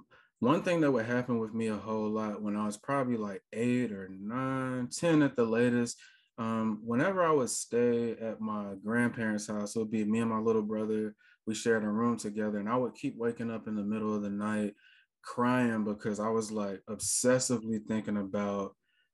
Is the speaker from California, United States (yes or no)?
no; Richmond, Virginia, United States; now in Atlanta, United States; I'm currently in Atlanta, Georgia. I've been there for the last like 11 years or so. So this is like definitely home at this point, but I'm originally from Richmond, Virginia